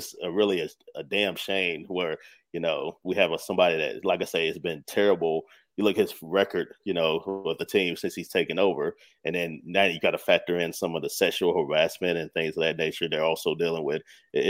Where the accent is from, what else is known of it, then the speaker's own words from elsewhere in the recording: North Carolina, United States; I grew up in North Carolina.